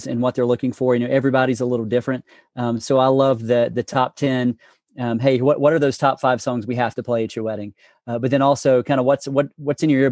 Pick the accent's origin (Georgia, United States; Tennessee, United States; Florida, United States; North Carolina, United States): North Carolina, United States; China Grove; also born or lived in Morganton, North Carolina / Texas; now in Hickory, United States; I grew up in China Grove. I was born in Morganton, that area. And then about, I guess, third grade or so, I moved to China Grove